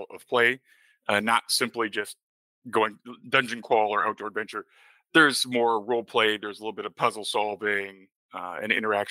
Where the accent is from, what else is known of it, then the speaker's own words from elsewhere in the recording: Lake Geneva, Wisconsin, United States; Lake Geneva, Wisconsin, my hometown